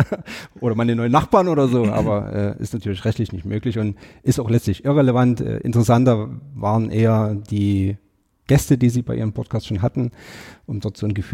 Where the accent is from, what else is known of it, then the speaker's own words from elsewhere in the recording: Chemnitz, Saxony, Germany; Ich bin gebürtiger Sachse, also ich bin in Chemnitz groß geworden, meine Frau stammt aus Görlitz, wir haben uns in Dresden kennengelernt, also wir fühlen uns wirklich an vielen Orten in Sachsen zu Hause